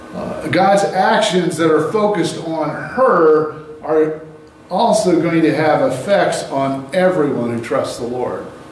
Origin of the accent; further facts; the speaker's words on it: United States; We, we are North Americans, U.S. Americans, we're highly individualistic.